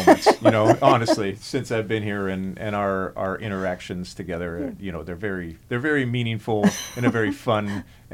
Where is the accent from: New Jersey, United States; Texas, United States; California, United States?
California, United States; Vista; I grew up in Vista in San Diego